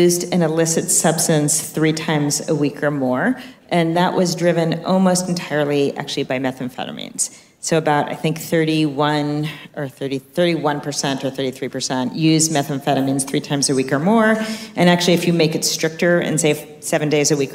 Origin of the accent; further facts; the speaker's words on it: New York, United States; now in California, United States; I'm a New Yorker, if you can't tell by how fast I talk.